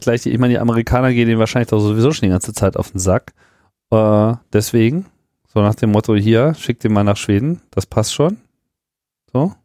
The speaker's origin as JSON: {"language": "German", "country": "Germany", "said": "ich bin ja auch Deutscher, obwohl ich kein Deutscher auf dem Papier bin"}